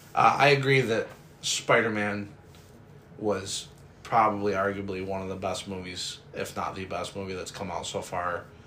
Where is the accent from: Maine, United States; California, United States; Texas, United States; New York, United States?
New York, United States; if for anybody who doesn't know, we're from New York. Not city, but from New York State.